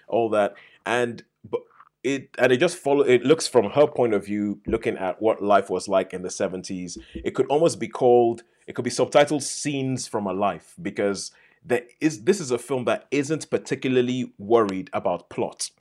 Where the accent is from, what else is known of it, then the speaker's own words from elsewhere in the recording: Nigeria; moved away; I grew up in Nigeria